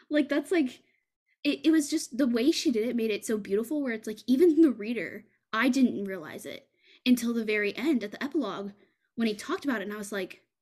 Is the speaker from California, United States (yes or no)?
no; Texas, United States; that's not something that in fucking Texas, they don't teach you that kind of shit.